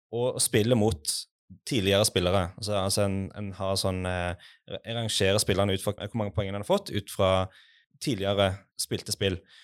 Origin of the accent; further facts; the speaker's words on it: Western Norway, Norway; jeg er altså fra Vestlandet